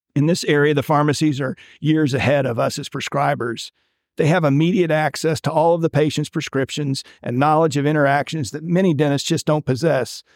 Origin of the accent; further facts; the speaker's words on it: Winter Haven, Florida, United States; I went back to my hometown of Winter Haven, Florida, and practiced with my father